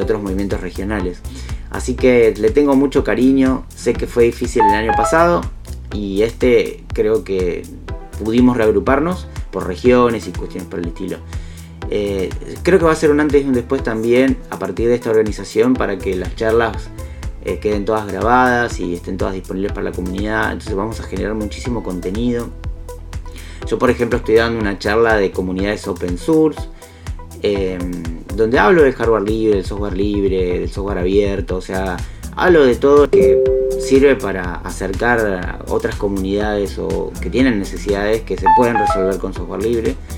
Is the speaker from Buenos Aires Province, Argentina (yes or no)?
yes; Bahía Blanca, Buenos Aires Province, Argentina; nací en Bahía Blanca